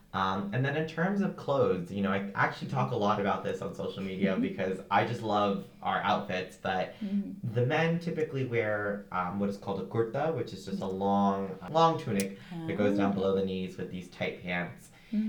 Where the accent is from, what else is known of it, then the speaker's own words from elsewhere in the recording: India; as an Indian Muslim, you don't really see a lot of representation in Indian media.